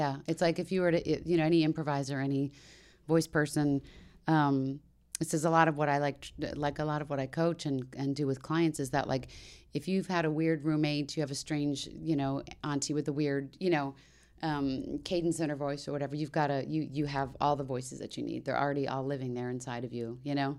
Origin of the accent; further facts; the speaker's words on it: D.C. area, Maryland, United States; moved away; the D C area where I grew up in Maryland.